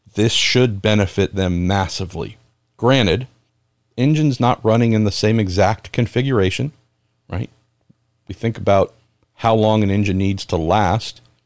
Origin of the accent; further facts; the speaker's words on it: San Francisco Bay Area, California, United States; growing up in the San Francisco Bay Area